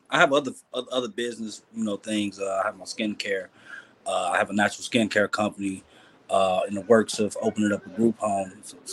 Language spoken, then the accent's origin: English; Chicago, Illinois, United States; I'm from Chicago, bro.